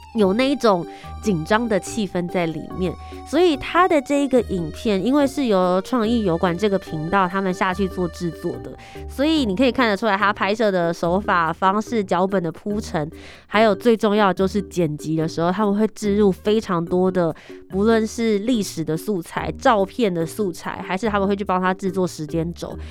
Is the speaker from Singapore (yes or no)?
no; Taiwan; 我们台湾人